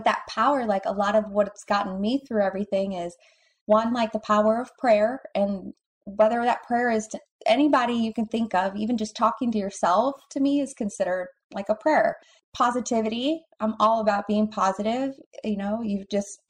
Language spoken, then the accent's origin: English; Cleveland, Ohio, United States; moved away; I'm from Cleveland, Ohio originally